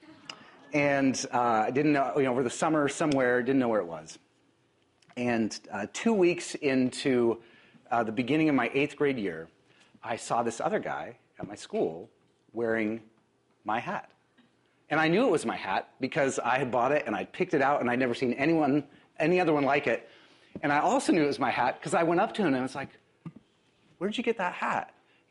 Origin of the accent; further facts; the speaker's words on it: Spokane, Washington, United States; now in Seattle, United States; I grew up in Spokane